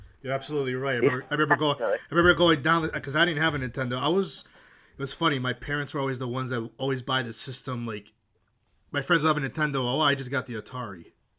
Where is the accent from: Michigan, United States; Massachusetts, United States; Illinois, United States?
Massachusetts, United States; I mean, I'm from Massachusetts